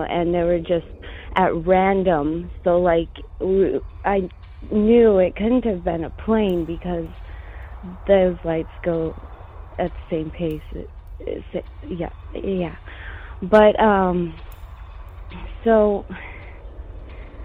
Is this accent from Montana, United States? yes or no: yes; Montana, United States; I'm originally from Montana, born and raised.